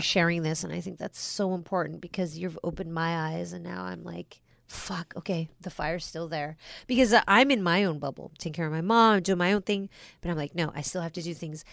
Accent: United States; we're Americans.

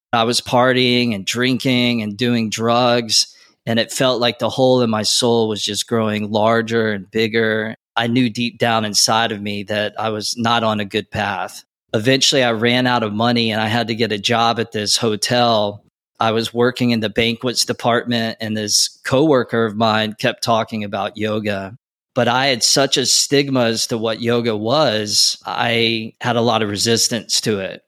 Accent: North Carolina, United States; moved away as an adult; also born or lived in Wilmington, North Carolina; now in Los Angeles, United States; Growing up in North Carolina, eventually I went to school

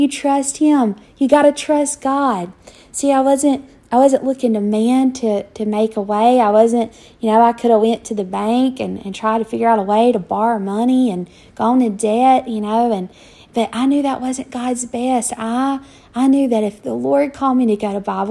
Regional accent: Douglas, Georgia, United States; moved away as an adult; also born or lived in Tulsa, Oklahoma; I never lived anywhere but my hometown of Douglas, Georgia. Grew up there

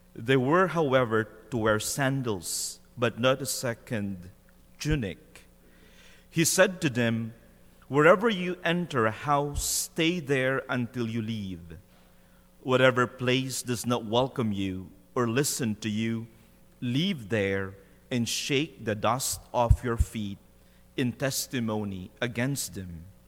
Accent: Philippines; as a Filipino

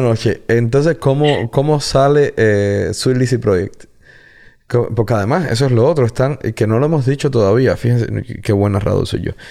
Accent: Guanabacoa, Havana, Cuba; also born or lived in Regla / La Lisa; Yo soy de Guanabacoa. O sea, nacido, criado en Guanabacoa.

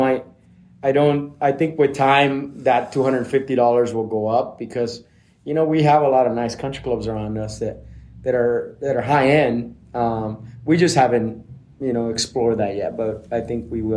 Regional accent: Blythe, California, United States; also born or lived in Seattle; I grew up in Blythe, California, which is a desert over by the Arizona border, by the river.

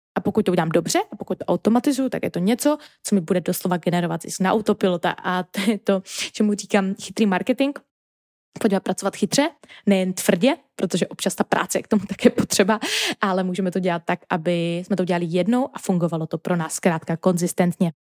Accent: Czechia; first language Czech; je to třeba i náš jako rodný jazyk

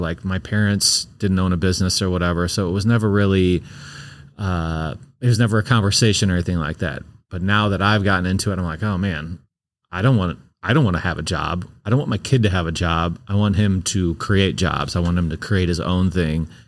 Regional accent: St. Louis, Missouri, United States; I'm from Saint Louis

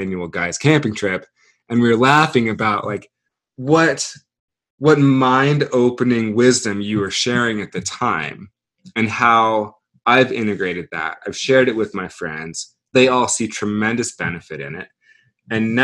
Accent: Wyoming, United States; three of my very best childhood friends that I grew up with in Wyoming

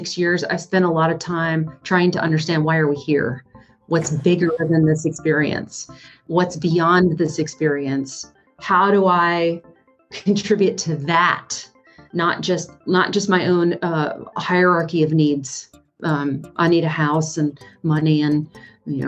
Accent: North Carolina, United States; I grew up in North Carolina

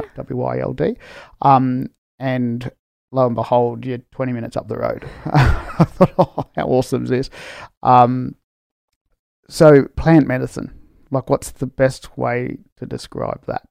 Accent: Australia; I'm Australian born from Spanish migrants

